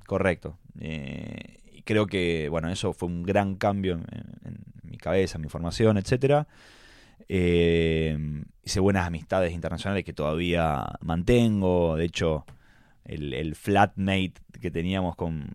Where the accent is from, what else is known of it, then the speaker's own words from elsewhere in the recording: Rosario, Santa Fe, Argentina; moved away as an adult; now in Buenos Aires, Argentina; Yo nací en Rosario, familia súper italiana